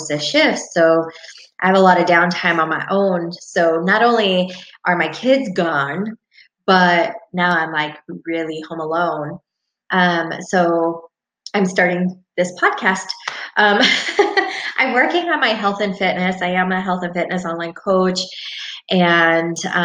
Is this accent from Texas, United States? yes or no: no; Albany, Oregon, United States; I am from Albany, Oregon